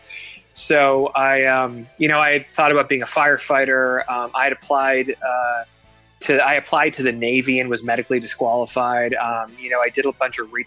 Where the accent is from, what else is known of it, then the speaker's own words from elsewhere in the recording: Toronto, Ontario, Canada; So I was born in Toronto. I dreamed of being Prime Minister of Canada when I was a kid.